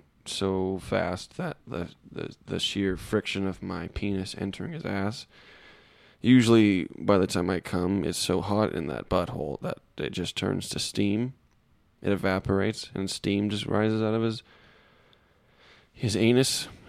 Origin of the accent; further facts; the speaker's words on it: Australia; I'm Australian.